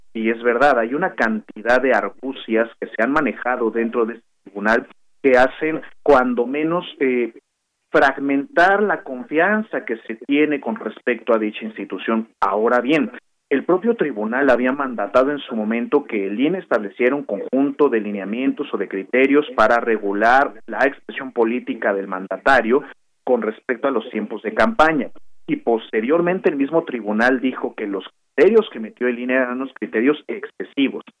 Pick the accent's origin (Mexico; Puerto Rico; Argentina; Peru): Mexico; nosotros como mexicanas y mexicanos